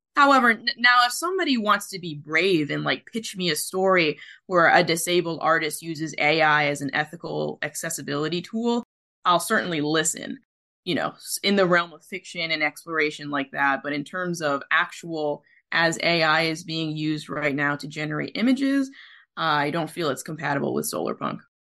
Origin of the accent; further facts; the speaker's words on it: Philippines; as a Filipino myself